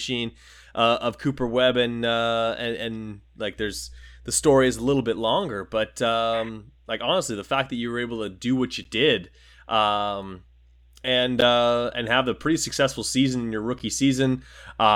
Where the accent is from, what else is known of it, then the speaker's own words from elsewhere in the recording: Winnipeg, Manitoba, Canada; I'm from Winnipeg, Manitoba, Canada